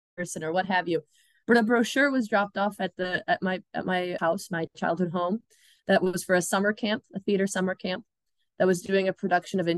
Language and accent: English; Chicago, Illinois, United States; I grew up in Chicago